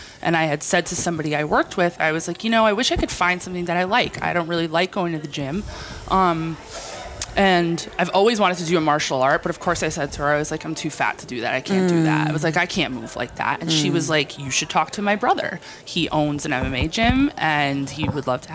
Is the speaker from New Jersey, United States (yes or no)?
yes; Jersey Shore, New Jersey, United States; I am from New Jersey. I'm from the Jersey Shore.